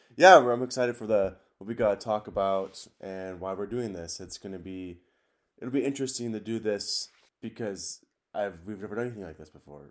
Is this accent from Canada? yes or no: no; Richland, Washington, United States; I was born in Richland, Washington.